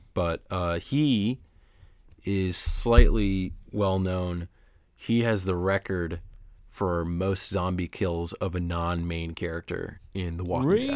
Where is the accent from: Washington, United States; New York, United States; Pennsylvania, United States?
New York, United States; Oneonta; my hometown of Oneonta, New York